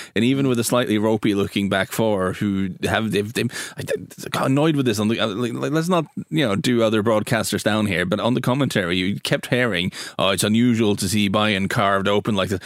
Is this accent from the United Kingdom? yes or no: no; Norway; where I'm from in Norway